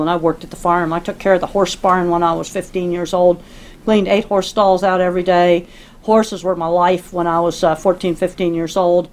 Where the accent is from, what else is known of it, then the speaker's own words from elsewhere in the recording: Dedham, Massachusetts, United States; I grew up in Dedham, Massachusetts, outside Boston